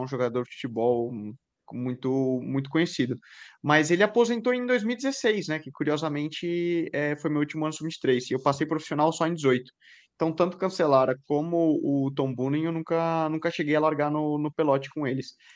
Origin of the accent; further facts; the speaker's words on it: Brazil; nós, como brasileiro